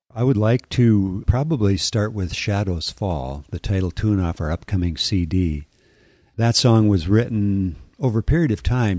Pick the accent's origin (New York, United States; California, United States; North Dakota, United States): North Dakota, United States; I grew up in North Dakota, and there was not a lot out there.